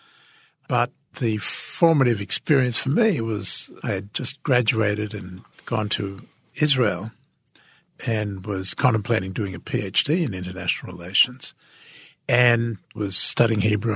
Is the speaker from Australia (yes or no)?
yes; Australia; moved away as an adult; now in Washington, United States; what is an Australian doing telling us how to run our foreign policy? In fact, my accent turned out to be a great asset